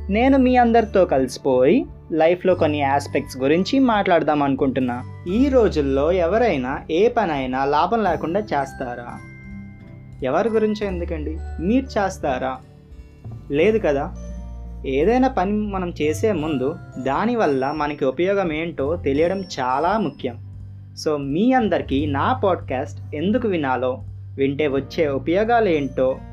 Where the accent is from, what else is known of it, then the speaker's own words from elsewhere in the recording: Visakhapatnam, Andhra Pradesh, India; నేను వైజాగ్ నుంచి